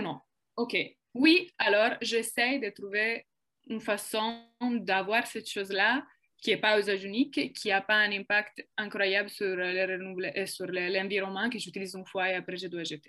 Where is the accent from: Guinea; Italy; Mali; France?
Italy; French is a second language; moved away as an adult; now in Quebec, Canada; je suis italienne. Euh, je suis au Québec depuis trois ans maintenant.